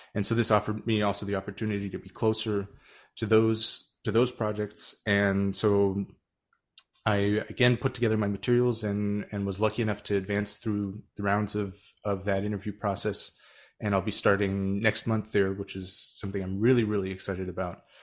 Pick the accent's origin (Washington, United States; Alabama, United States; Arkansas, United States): Washington, United States; Tacoma; moved away; also born or lived in Urbana-Champaign, Illinois; I grew up in Tacoma, Washington